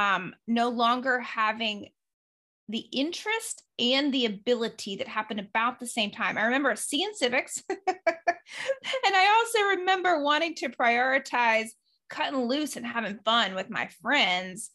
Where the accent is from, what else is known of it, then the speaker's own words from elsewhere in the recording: the South, United States; I grew up in the South and we were churchgoers like to the nth degree.